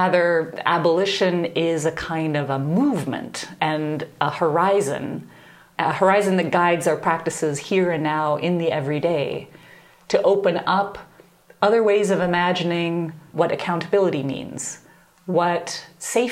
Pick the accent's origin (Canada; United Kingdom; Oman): Canada; moved away as an adult; also born or lived in Nashville, Tennessee; I grew up in Canada